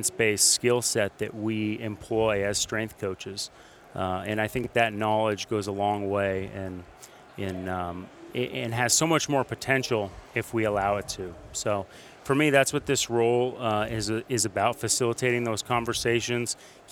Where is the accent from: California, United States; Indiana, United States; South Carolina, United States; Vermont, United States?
Vermont, United States; Burlington; now in Dallas, United States; my wife and I, Meredith, we are from Vermont, Burlington, Vermont. So we grew up around snow.